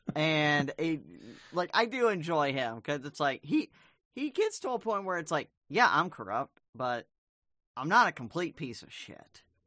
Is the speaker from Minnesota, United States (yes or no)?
no; Arkansas, United States; I'm from Arkansas